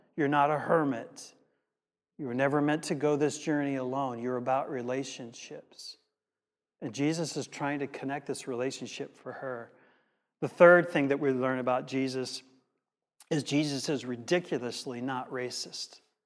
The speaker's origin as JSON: {"language": "English", "country": "United States", "said": "As an American in the late, um, early seventies, mid seventies in America"}